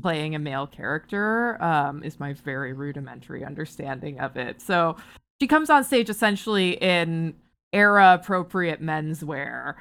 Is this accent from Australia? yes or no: no; Barrie, Ontario, Canada; moved away; I'm from Barrie originally.